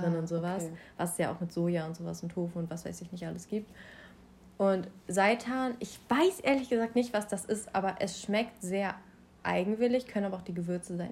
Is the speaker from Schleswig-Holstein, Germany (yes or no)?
yes; Schleswig-Holstein, Germany; komme aus Schleswig-Holstein, genauso wie